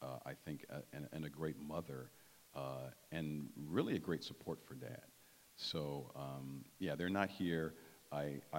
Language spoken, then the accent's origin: English; Detroit, Michigan, United States; growing up in Detroit